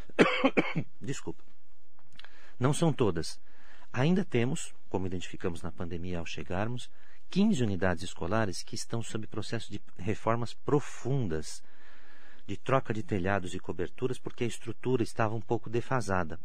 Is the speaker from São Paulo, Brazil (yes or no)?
yes; São Caetano do Sul, São Paulo, Brazil; moved away as an adult; now in Mogi das Cruzes, Brazil; nasci em São Paulo, mas sempre morei em São Caetano do Sul